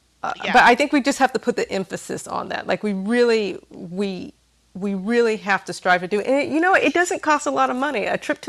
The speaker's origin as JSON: {"language": "English", "region": "the South", "country": "United States", "moved": "yes", "said": "because I'm in the South, you know, I'm from the South"}